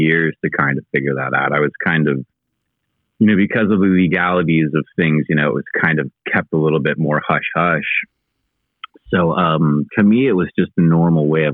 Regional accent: Eugene, Oregon, United States; also born or lived in Pendleton, Oregon; I grew up more in Eugene than Pendleton

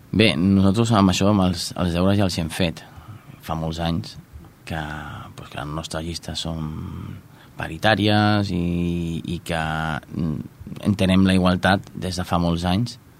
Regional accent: Santa Perpètua de Mogoda, Catalonia, Spain; jo de fet, soc mm, nascut de Santa Perpètua

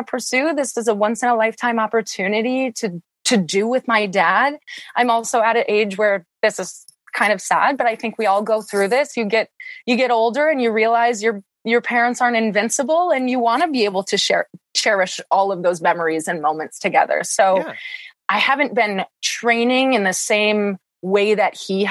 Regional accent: small town a couple hours from Milwaukee, Wisconsin, United States; now in Milwaukee, United States; my hometown is about 700 people. It's very small. And the town that I grew up and went to school in is about 3,000

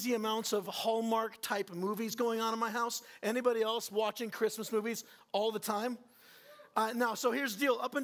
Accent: Southern California, United States; now in Northern Iowa, United States; that's where I'm from

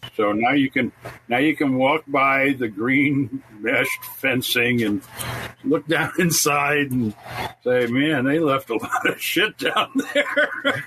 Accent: New York, United States; I was born here in New York, in New York, so I was born in the USA

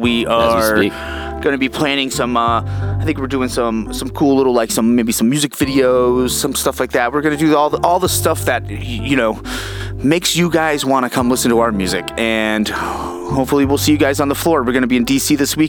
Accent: Barrow-in-Furness, North West England, United Kingdom; my hometown, Barrow-in-Furness.

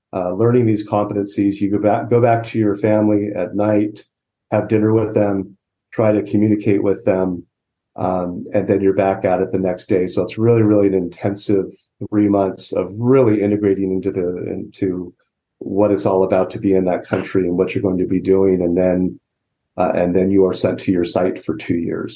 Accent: Southern California, United States; I grew up in Southern California

